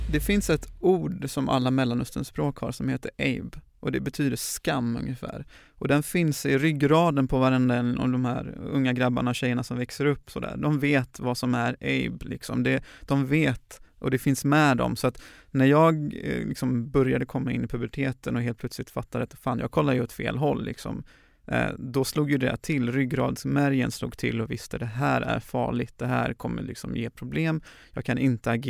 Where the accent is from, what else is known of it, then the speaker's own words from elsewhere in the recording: Gothenburg, Västra Götaland, Sweden; 31-årig göteborgare som, ehm, ja, gillar att arbeta för människors rättigheter. Jag eh, är uppvuxen eh, i Göteborgs förorter, har eh, utländsk bakgrund men är född här i Sverige.